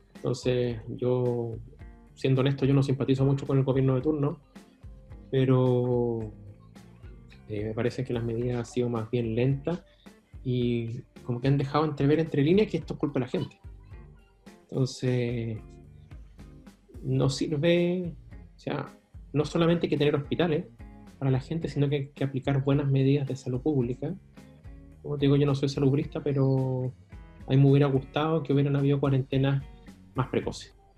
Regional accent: Chile; como chileno

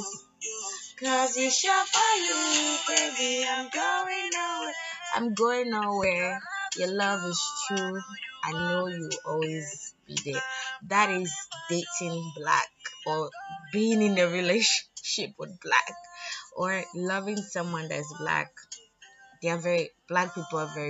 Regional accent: Lagos, Nigeria; being born and raised in Lagos

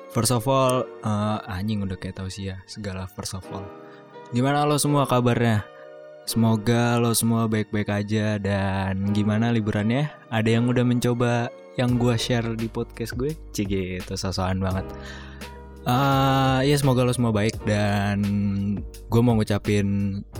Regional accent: Jakarta, Indonesia; terus gue juga orang Betawi kan uh, kalau lamaran apa segala macam ya

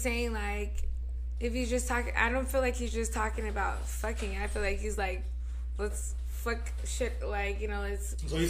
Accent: Nevada, United States; I'm from Nevada.

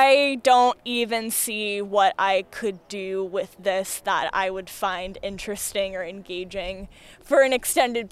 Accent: Phoenix, Arizona, United States; moved away as an adult; now in Portland, United States; I'm from Phoenix originally

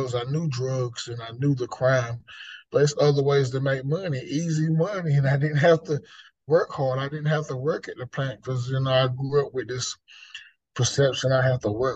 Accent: Lumberton, North Carolina, United States; moved away as an adult; now in Raleigh, United States; the city I was brought up in is in Lumberton

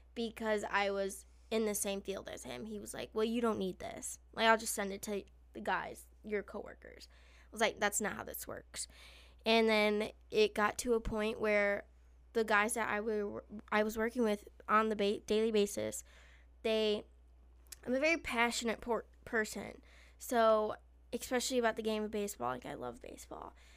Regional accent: Illinois, United States; I'm from Illinois

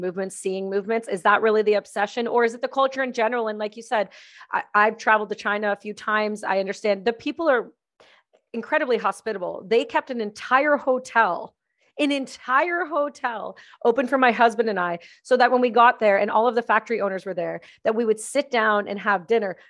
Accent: Canada; my home country

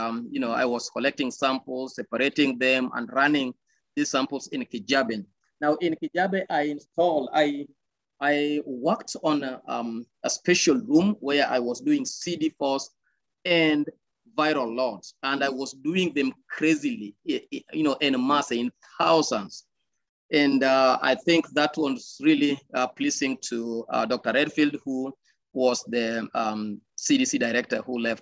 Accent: Kenya; also born or lived in Tanzania; being a Kenyan

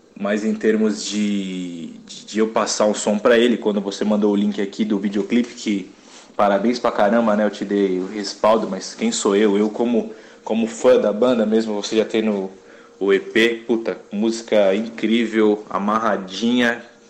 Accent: São Paulo, Brazil; eu sou paulistano

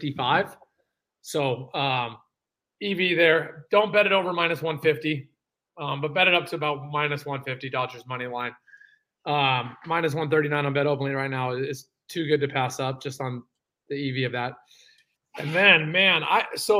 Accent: San Francisco, California, United States; I'm from San Francisco.

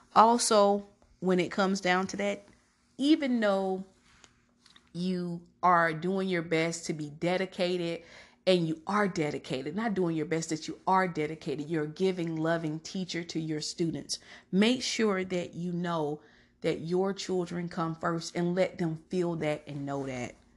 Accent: Georgia, United States; I'm from Georgia

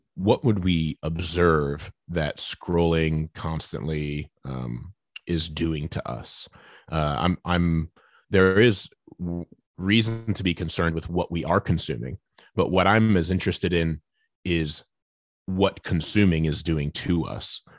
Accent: United States; I'm sitting here as an American evangelical in the twenty-first century

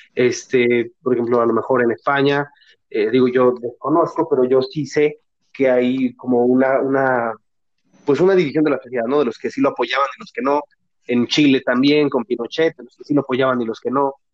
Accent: Mexico; yo soy mexicano

